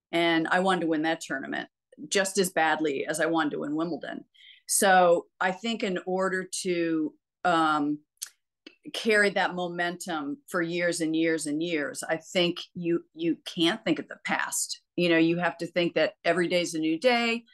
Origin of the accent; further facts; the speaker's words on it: United States; I'm American